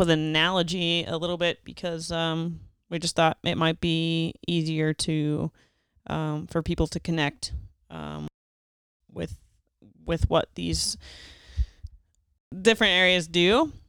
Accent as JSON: {"language": "English", "town": "Pittsburgh", "region": "Pennsylvania", "country": "United States", "moved": "yes", "said": "I'm originally from Pittsburgh area"}